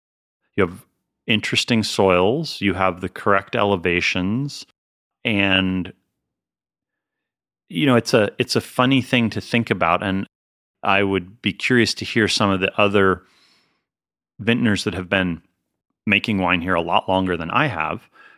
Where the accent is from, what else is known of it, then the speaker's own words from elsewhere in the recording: Northeast, United States; I mean, I grew up in the Northeast, so it's not super cold, but it's cold.